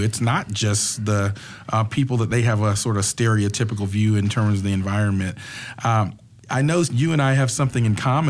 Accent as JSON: {"language": "English", "town": "Atlanta", "region": "Georgia", "country": "United States", "tie": "born or raised there", "said": "I've been around the Atlanta area for a while. I grew up in Atlanta"}